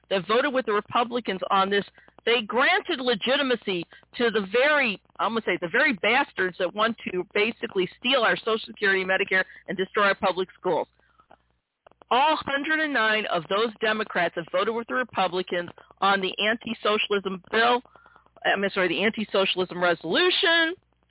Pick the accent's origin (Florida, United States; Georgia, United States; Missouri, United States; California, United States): Missouri, United States; Our second place comes from basically here in my home state of Missouri.